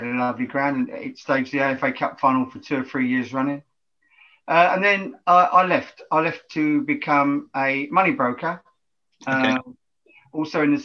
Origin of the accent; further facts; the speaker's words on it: London, United Kingdom; I come from East London